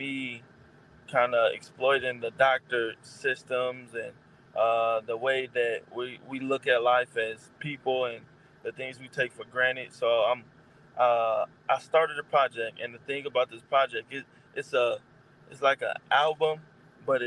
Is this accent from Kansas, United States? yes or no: no; Milwaukee, Wisconsin, United States; now in Arizona, United States; I live in Arizona now, but I'm originally from Milwaukee